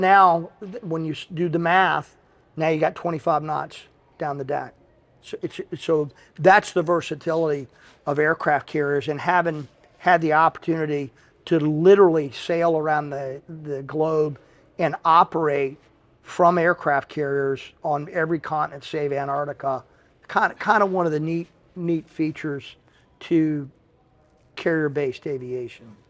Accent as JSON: {"language": "English", "town": "Henderson", "region": "North Carolina", "country": "United States", "tie": "born or raised there", "moved": "as an adult", "lives_now": "Pensacola, United States", "said": "I was leaving my hometown of Henderson, North Carolina, and headed to Pensacola"}